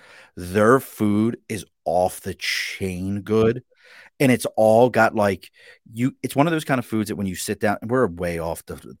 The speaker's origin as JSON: {"language": "English", "town": "Baltimore", "region": "Maryland", "country": "United States", "tie": "born or raised there", "lives_now": "Albany, United States", "said": "I grew up in Baltimore. So that's why you get a lot of Maryland love out of here"}